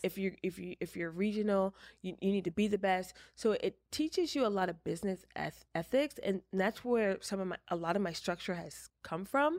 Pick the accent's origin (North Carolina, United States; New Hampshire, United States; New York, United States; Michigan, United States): New York, United States; Walden; moved away; I am originally from upstate New York